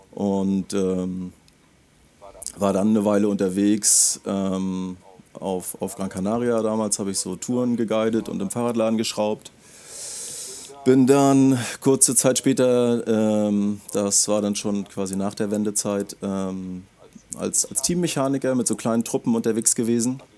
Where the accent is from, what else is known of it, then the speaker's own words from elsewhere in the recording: Schwerin, Mecklenburg-Vorpommern, Germany; geboren 1976 in, äh, in Schwerin. Also ich habe Migrationshintergrund, komme komm aus dem Osten